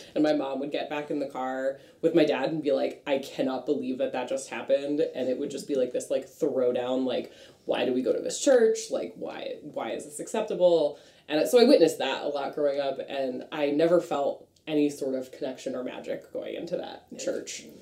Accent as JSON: {"language": "English", "town": "Franklin", "region": "Massachusetts", "country": "United States", "said": "I am from Franklin, Massachusetts."}